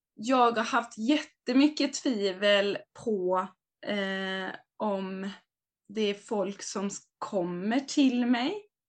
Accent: Hultsfred, Kalmar County, Sweden; now in Varberg, Sweden; jag kommer från Småland, Hultsfred

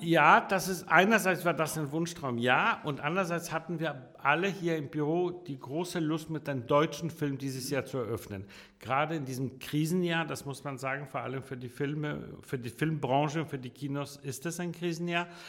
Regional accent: Copenhagen, Capital Region of Denmark, Denmark; also born or lived in Warsaw, Poland / Italy; now in Hamburg, Germany; Ich bin in Dänemark groß geworden

